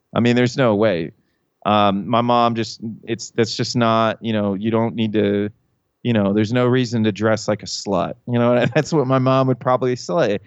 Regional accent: Hilliard, Ohio, United States; when I grew up in Columbus, it was really conservative. Like, I grew up in Hilliard

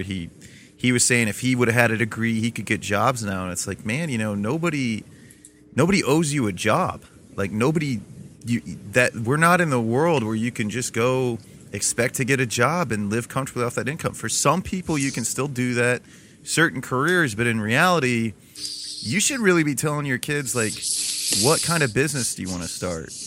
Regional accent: Toledo, Ohio, United States; I'm from Toledo, Ohio, which is still very much so blue collar

